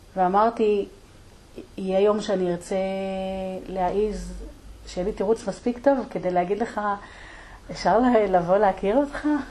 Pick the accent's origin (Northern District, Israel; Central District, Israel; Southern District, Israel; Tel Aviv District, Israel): Northern District, Israel; Degania Bet; אצלנו בדגניה ב'